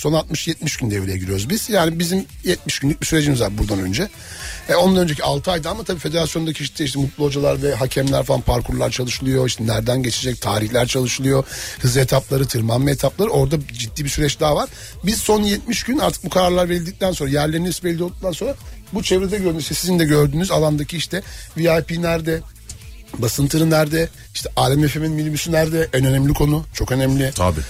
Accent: Black Sea Region, Turkey; Ben de Karadenizliyim

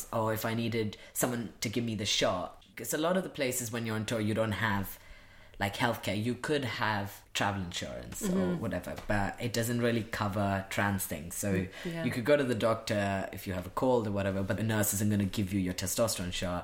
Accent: India; moved away; I grew up in India

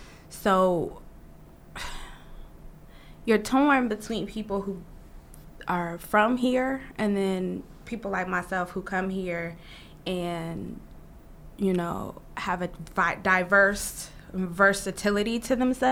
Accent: California, United States; also born or lived in Detroit; I was born in Detroit, moved to California. My mom, we're a transplant to California

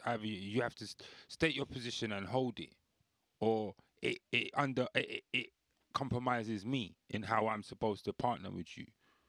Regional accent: Belfast, Northern Ireland, United Kingdom; Because I'm from Belfast.

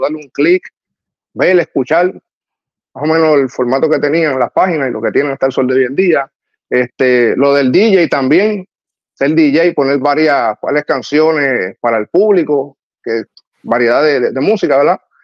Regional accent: Trujillo Alto, Puerto Rico; me crié allá en Trujillo Alto, en el residencial Los Cedros

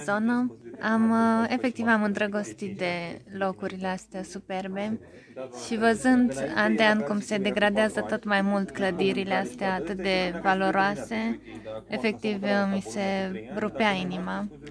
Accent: Cluj-Napoca, Cluj County, Romania; din Cluj

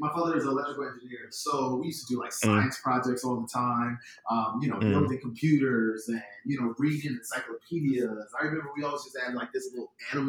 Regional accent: New Jersey, United States; moved away as an adult; also born or lived in Philadelphia, Pennsylvania / Virginia / Miami / Atlanta; now in New York, United States; I was born in Philadelphia, went to high school in New Jersey, went to college in Virginia

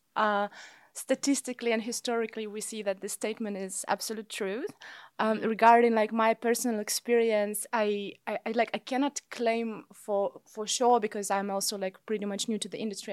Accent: Kazakhstan; moved away as an adult; also born or lived in Vienna / Los Angeles / Rome; now in Amsterdam, Netherlands; I'm originally from Kazakhstan, where I also was growing up and where I also got my bachelor's degree.

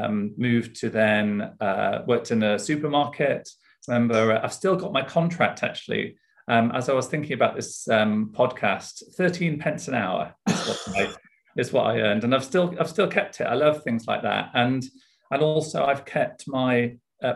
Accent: Leeds, Yorkshire and the Humber, United Kingdom; also born or lived in Sheffield; I grew up in Yorkshire, in Leeds. So I'm a Yorkshire lad, born and bred

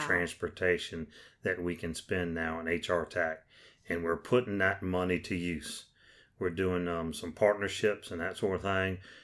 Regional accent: James City County, Virginia, United States; I come from James City County.

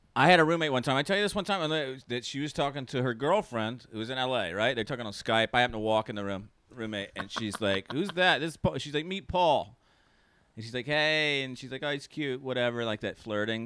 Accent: North Carolina, United States; moved away; I'm from North Carolina originally. Born and raised

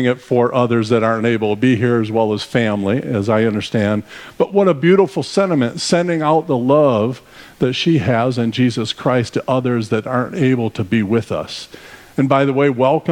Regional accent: Arizona, United States; We are from Arizona, so we traveled from Arizona to join you for the summer

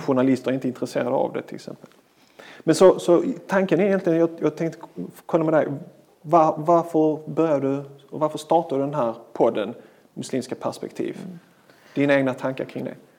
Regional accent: Malmö, Skåne, Sweden; Född och uppväxt i Malmö.

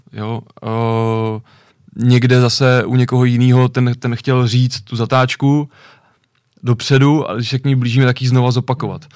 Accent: Ovčáry, Central Bohemian Region, Czechia; u nás hmm. v Ovčárech

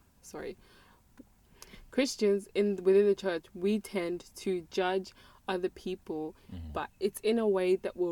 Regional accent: South Africa; now in Australia; I grew up in South Africa, which is, you know, cultural, very, very cultural, from a very cultural background. And I came to Australia

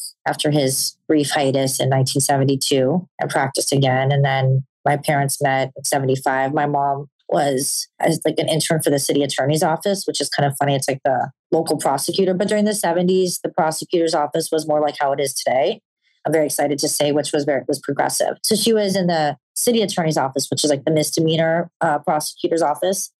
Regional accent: Los Angeles, California, United States; I was born here in Los Angeles in 1977 to 2 criminal defense attorneys

